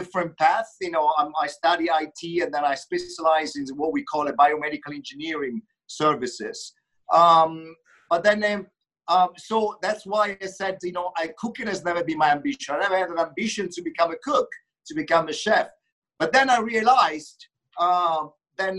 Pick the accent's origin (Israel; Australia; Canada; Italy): Italy; Umbria; moved away as an adult; also born or lived in Rome; being born and raised in Umbria region, you know, which is a middle Italy